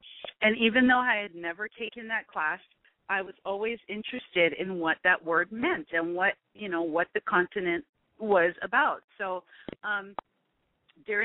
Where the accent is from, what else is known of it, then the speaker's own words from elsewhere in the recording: Oahu, Hawaii, United States; also born or lived in Guam; now in Big Island, Hawaii, United States; I've lived on the Big Island for about 20-something years. I was raised in Oahu, born in Guam.